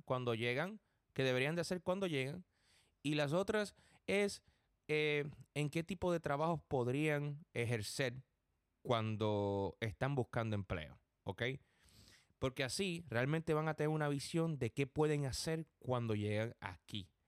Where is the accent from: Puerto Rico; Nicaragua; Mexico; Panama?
Puerto Rico; now in New York, United States; Yo soy puertorriqueño